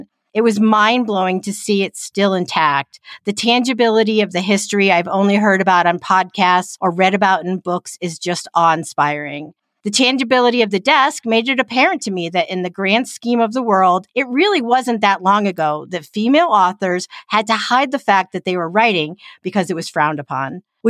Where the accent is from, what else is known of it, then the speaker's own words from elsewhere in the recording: Kansas City, Missouri, United States; we're from Kansas City, but that's not where most of our listeners are.